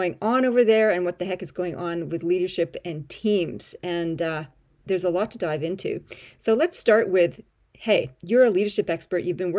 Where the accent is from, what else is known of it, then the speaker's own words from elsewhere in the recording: Canada; accent: Canadian-Australian; also born or lived in Australia; I'm a Canadian-Australian. So occasionally my expressions come out a bit funny and I sound a bit funny, but that's sort of my little twisty accent going on.